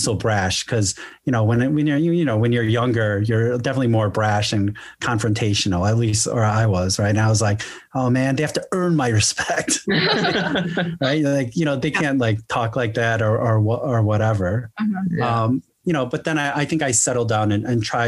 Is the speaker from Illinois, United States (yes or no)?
yes; Chicago, Illinois, United States; moved away as an adult; also born or lived in Korea; I grew up in Chicago, so I'm definitely more, I would say, American in my base thinking